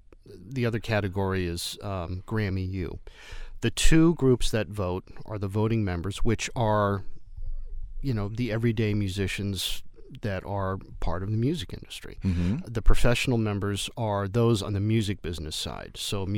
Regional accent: Oakland, California, United States; moved away as an adult; also born or lived in New Orleans / New York; now in Louisiana, United States; I am a native of Oakland, California, born and raised in the Bay Area.

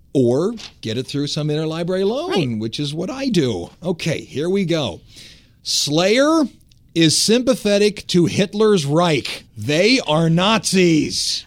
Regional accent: Cleveland, Ohio, United States; I'm from Cleveland

